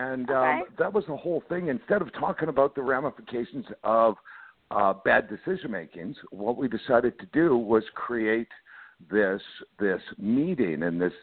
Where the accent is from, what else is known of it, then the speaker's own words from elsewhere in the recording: Canada; moved away; I grew up in Canada. I tell people I'm Canadian by birth. I'm American by heart